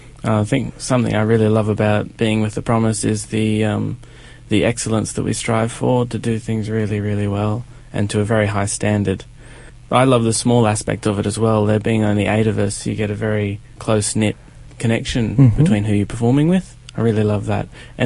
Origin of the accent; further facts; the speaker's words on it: Newcastle, New South Wales, Australia; I initially started my degree up at Newcastle Conservatorium, which is where I'm from, the Newcastle region.